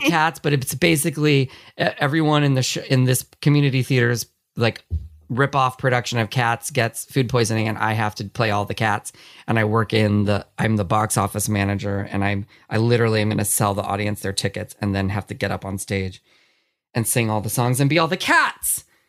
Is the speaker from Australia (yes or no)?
no; California, United States; I grew up here in California